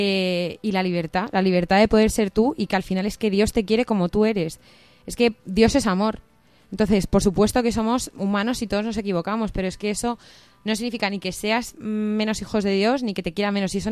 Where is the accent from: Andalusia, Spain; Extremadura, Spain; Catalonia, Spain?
Extremadura, Spain; Cáceres; moved away as an adult; also born or lived in Pamplona; eh, tengo 25, bueno, voy a hacer 25 años dentro de poco, em, yo soy de Cáceres, pero estudié en Pamplona periodismo